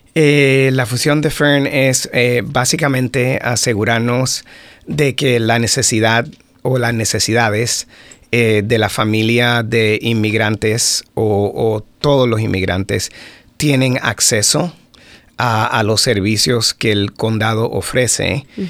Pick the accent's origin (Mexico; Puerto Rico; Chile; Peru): Puerto Rico; moved away as an adult; also born or lived in Florida, United States; now in Howard County, United States; yo nací en Puerto Rico